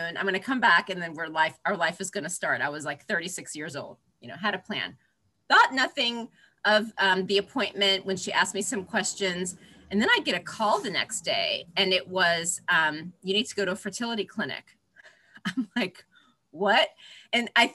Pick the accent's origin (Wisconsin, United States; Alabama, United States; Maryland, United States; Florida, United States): Florida, United States; now in Manhattan, United States; I grew up in Florida